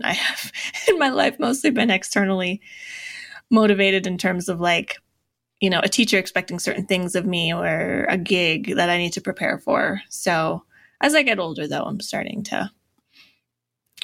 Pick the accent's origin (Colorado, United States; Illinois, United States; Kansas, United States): Colorado, United States; Fort Collins; moved away as an adult; also born or lived in Bay Area, California / Los Angeles, California; now in Boulder, United States; I grew up in Fort Collins, which is nearby